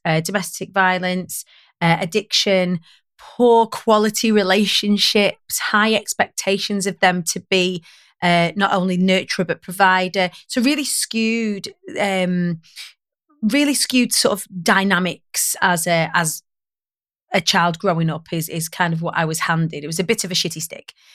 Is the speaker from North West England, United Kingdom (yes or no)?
yes; Preston, North West England, United Kingdom; I grew up on the Council of Estates of Preston